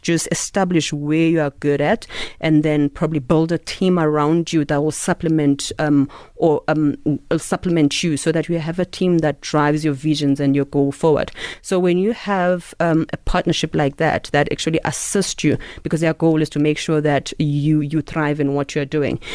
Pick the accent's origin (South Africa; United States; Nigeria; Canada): South Africa; Eastern Cape; I'm Xhosa from the Eastern Cape, so this is how we speak